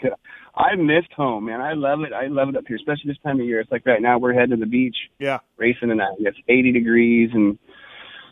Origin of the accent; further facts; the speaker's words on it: Forks, Washington, United States; I'm from Forks